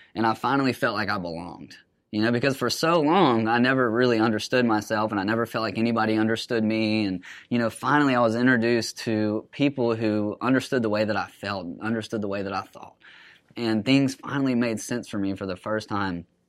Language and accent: English; Huntsville, Alabama, United States; I'm from Huntsville, so grew up around there